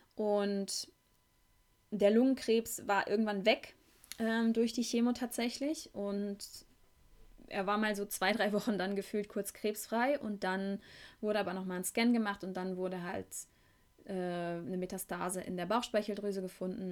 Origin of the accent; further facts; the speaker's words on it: Beckum, North Rhine-Westphalia, Germany; moved away; von meiner Heimatstadt Beckum